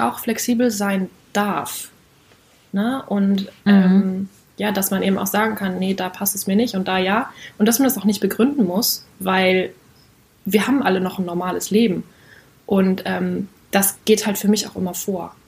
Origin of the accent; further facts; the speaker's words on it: North Rhine-Westphalia, Germany; now in Cologne, Germany; ich komme aus Köln, ähm, nicht gebürtig, aber trotzdem in Nordrhein-Westfalen aufgewachsen